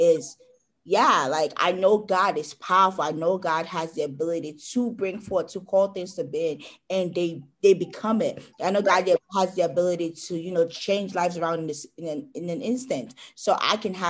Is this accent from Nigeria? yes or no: yes; Nigeria; I am Nigerian.